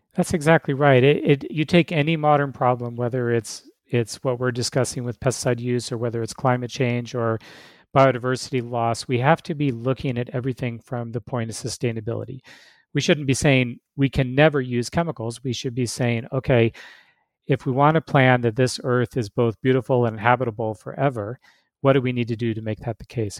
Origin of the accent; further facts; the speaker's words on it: Alaska, United States; moved away as an adult; now in Arizona, United States; I grew up in Alaska where it's normal to eat, eat caribou and moose